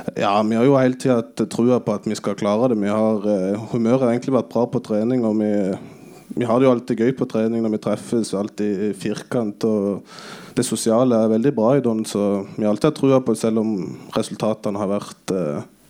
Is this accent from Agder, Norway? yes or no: yes; Flekkefjord, Agder, Norway; jeg er jo fra Flekkefjord, og der har vi alltid vært vant med å spille på gress